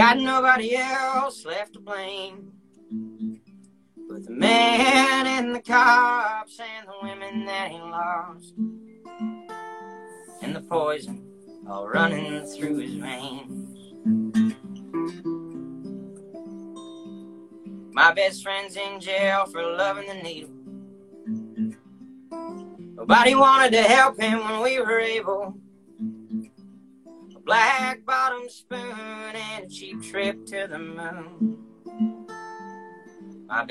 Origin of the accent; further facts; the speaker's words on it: Bedford County, Pennsylvania, United States; moved away as an adult; now in Boston, United States; I'm originally from Bedford County, Pennsylvania